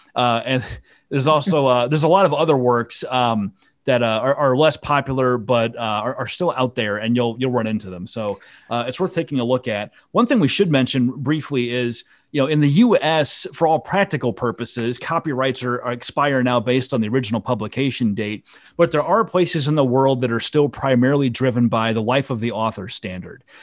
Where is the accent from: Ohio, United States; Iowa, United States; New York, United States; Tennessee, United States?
Iowa, United States; I'm from Iowa.